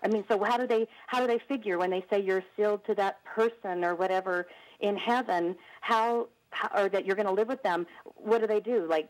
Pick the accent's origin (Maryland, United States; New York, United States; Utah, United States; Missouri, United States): Utah, United States; Salt Lake City; now in Bountiful, United States; I'm from Utah and born and raised in Salt Lake, now moved out to Bountiful